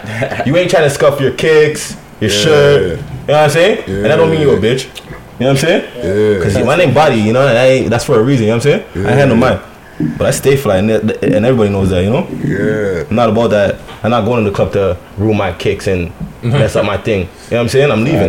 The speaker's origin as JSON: {"language": "English", "town": "Toronto", "region": "Ontario", "country": "Canada", "tie": "born or raised there", "said": "As a born and raised guy from Parkdale"}